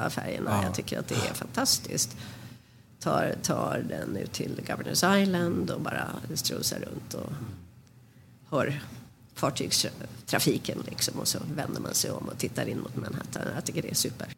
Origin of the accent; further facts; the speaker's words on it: Sweden; moved away as an adult; also born or lived in Manhattan, United States; now in New York, United States; som svensk